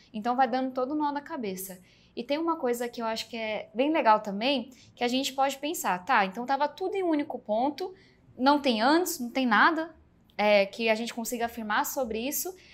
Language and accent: Portuguese; São Paulo, Brazil; accent: meio baiano; Nasci do extremo sul de São Paulo